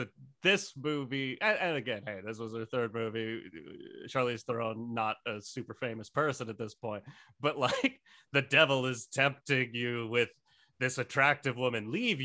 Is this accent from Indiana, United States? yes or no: no; Alma, Washington, United States; moved away as an adult; also born or lived in Seattle, Washington; From Alma, Washington, but lived in Seattle 10 years before moving here.